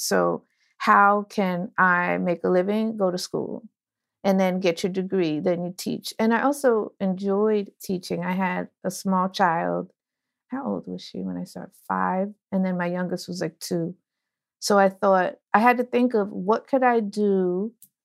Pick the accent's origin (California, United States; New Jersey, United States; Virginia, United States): New Jersey, United States; Orange; I am from New Jersey, Orange, New Jersey. But my father's from Ghana and my mother's from New Orleans